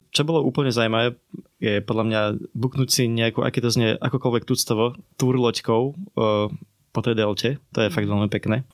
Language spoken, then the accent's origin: Slovak; Slovakia; sme paštíkari zo Slovenska